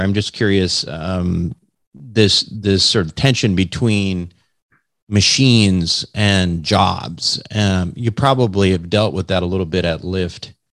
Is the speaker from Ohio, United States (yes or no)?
no; Minnesota, United States; I'm from Minnesota